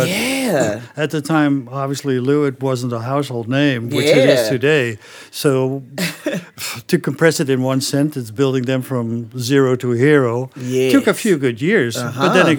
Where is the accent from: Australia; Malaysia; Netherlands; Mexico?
Netherlands; English is a second language; moved away; also born or lived in Germany / Belgium / Canada / Singapore; I'm originally from the Netherlands, as you know. But I lived in Germany, in Belgium, in Canada for a couple of years, in Singapore for a couple of years.